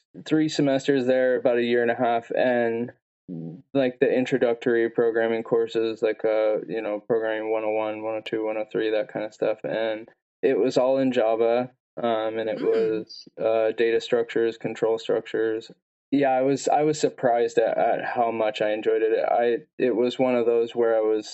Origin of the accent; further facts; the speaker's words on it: Washington, United States; also born or lived in El Paso, Texas; I was raised here in Washington, and so all my family and friends were here